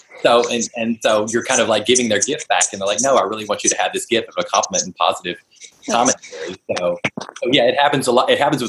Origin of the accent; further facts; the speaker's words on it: the South, United States; I'm from the South, so I'm pretty slow in the answering, so we'll try to.